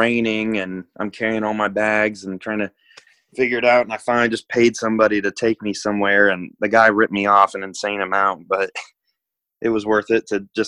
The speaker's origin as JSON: {"language": "English", "region": "Ohio", "country": "United States", "tie": "born or raised there", "also_born_or_lived": "Georgia, United States", "said": "I was born in Georgia. Okay. And then moved to Ohio when I was pretty little, like 4 or 5 or something like"}